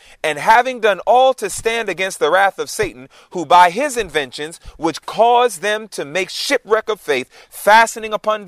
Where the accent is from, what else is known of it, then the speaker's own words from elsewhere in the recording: New York City, New York, United States; moved away; also born or lived in Georgia; Born and raised in Queens, New York